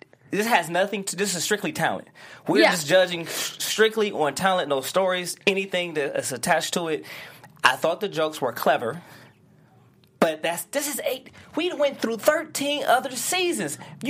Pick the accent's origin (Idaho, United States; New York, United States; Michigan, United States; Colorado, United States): Michigan, United States; Detroit; No, I'm from Detroit